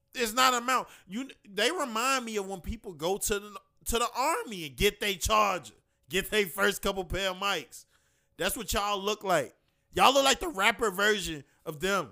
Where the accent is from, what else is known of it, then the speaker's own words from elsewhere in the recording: Chicago, Illinois, United States; we from Chicago